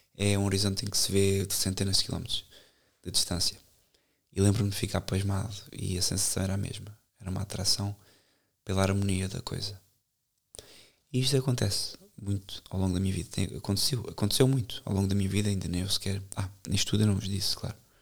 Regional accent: Benavente, Santarém District, Portugal; Benavente, onde eu cresci, desde os 4 anos

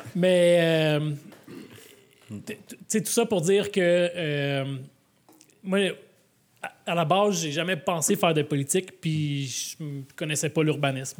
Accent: Laval, Quebec, Canada; J'ai grandi à Vimont, à Saint-François

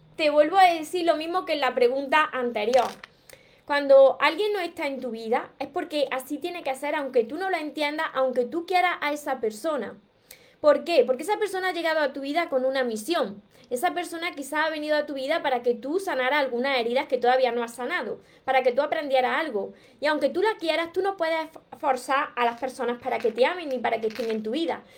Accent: Córdoba, Andalusia, Spain; accent: Andalusian (drops the S); como soy cordobesa y soy andaluza y me como la S

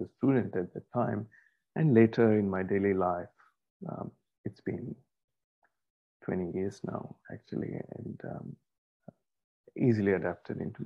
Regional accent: India; moved away as an adult; also born or lived in Australia; I had to leave India at that time for my postgraduate studies. So I was 20 at this time. And just arriving in Australia, it was my first time outside my home country

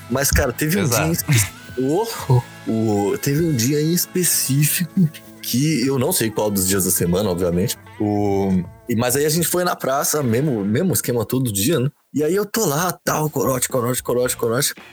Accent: Osasco, São Paulo, Brazil; Eu, sou de Osasco.

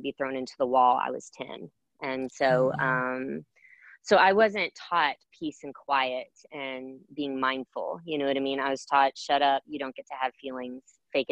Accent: College Station, Texas, United States; also born or lived in Houston, Texas; where I grew up in College Station

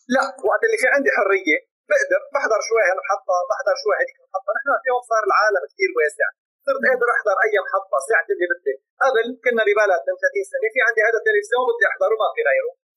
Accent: Lebanon; عندنا بلبنان

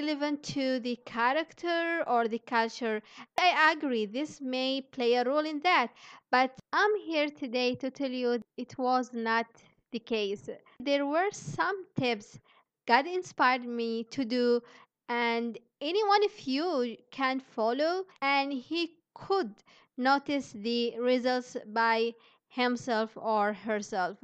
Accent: Yemen; moved away as an adult; also born or lived in Indonesia; I'm from Yemen

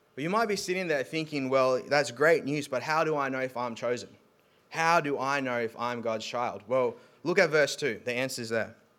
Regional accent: South Africa; moved away; so I'm South African

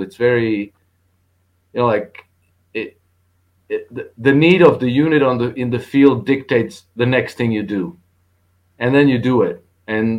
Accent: Croatia; I'm from Croatia

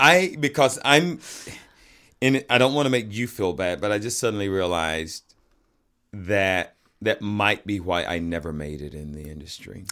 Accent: Atlanta, Georgia, United States; That's where I'm from

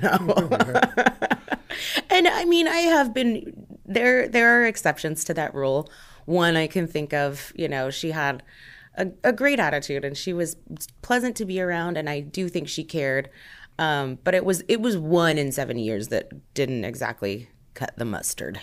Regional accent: Omaha, Nebraska, United States; I'm not originally from Omaha, but I definitely call it home. It's where I've grown up, it's where I've spent most of my life

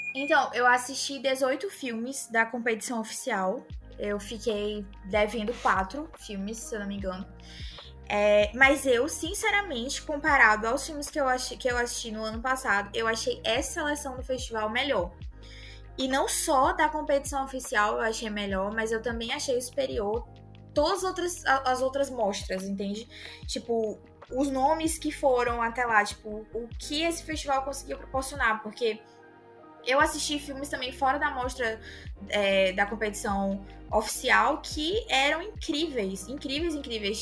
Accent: Northeast Region, Brazil; eu sou do Nordeste

